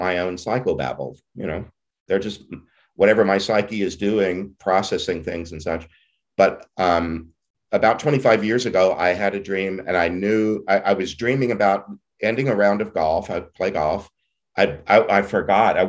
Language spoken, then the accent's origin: English; Southeast Texas, United States; I didn't know very many Jews growing up in Southeast Texas